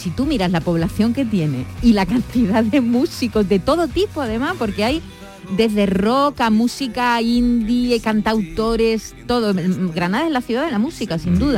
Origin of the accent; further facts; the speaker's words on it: Ecuador; now in Seville, Spain; nos juntamos con gente de mi país, que yo soy ecuatoriana, y hacemos nuestra comida típica, un plato típico de Ecuador que se llama la fanesca.